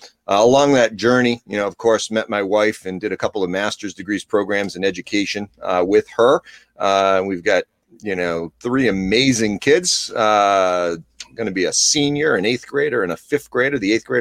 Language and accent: English; Dudley-Charlton, Massachusetts, United States; bring them into my hometown district